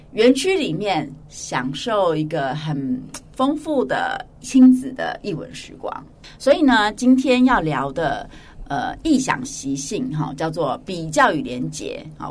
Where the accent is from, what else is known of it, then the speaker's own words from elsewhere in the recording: Hualien County, Taiwan; moved away as an adult; now in New Taipei, Taiwan; 我从小就是在华联长大